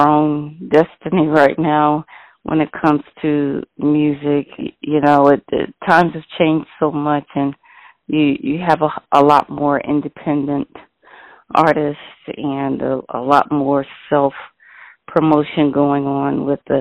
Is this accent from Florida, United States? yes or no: yes; Tallahassee, Florida, United States; I was born and raised in Tallahassee, Florida